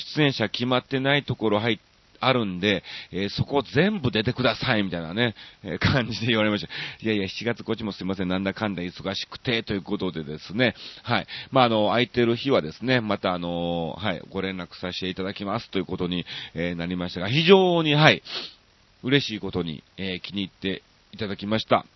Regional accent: Osaka, Japan; 僕は大阪市の、えっと、えー、コノハナ区っていう区なんですね

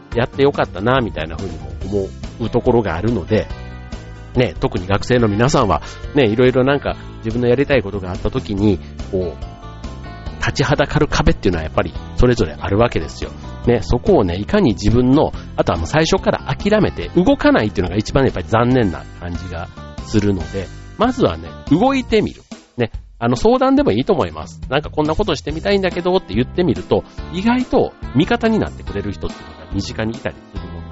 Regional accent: Osaka, Japan; moved away; 大阪のね、僕の実家

